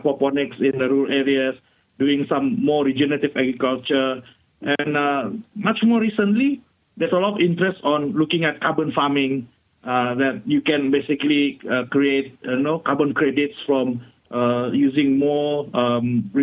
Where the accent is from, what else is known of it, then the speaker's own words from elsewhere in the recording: Sabah, Malaysia; I'm from Sabah